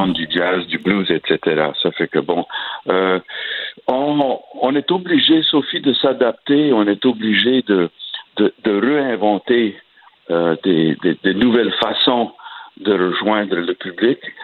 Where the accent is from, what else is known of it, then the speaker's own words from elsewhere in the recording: Acadiana, Louisiana, United States; ma région, euh, euh, dans l'Acadiana